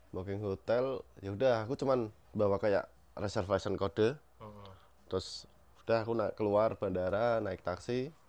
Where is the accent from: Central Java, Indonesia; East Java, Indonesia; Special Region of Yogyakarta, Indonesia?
Central Java, Indonesia; Weleri; Saya asli Wuleri Kendal.